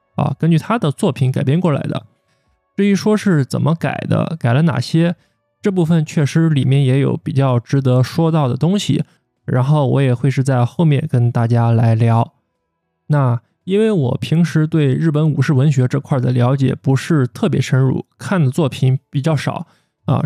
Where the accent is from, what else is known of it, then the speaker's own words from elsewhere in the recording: China; 在我们中国人看来